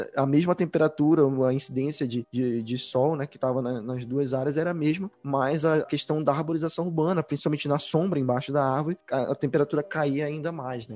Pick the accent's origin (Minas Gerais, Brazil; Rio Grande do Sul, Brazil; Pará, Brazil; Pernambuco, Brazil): Pará, Brazil; Belém; now in Curitiba, Brazil; Eu, por exemplo, sou de Belém, hoje eu tô morando em Curitiba, mas eu sou de Belém